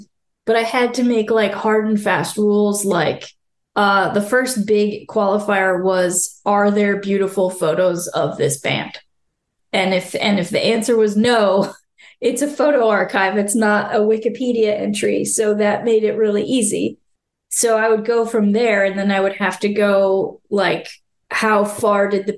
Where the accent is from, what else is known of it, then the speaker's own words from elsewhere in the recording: Florida, United States; And I had to kind of own my geographic roots and be like, I'm from Florida, so this is my perspective of how things were.